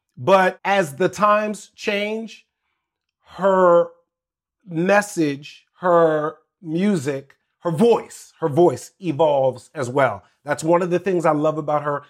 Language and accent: English; Washington, District of Columbia, United States; also born or lived in Maryland / Virginia; all of my life, growing up in Washington, D C, Maryland, Virginia area